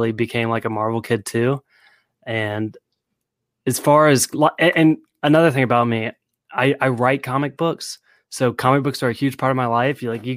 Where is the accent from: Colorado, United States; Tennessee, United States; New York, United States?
Tennessee, United States; Nashville; I'm 26. I'm from Nashville, Tennessee.